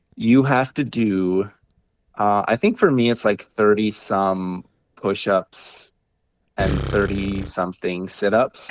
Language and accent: English; Bemidji, Minnesota, United States; born and raised in Bemidji, Minnesota, you know, out in the woods